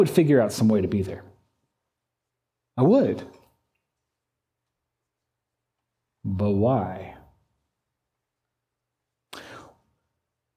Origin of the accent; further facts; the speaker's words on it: United States; I'm an American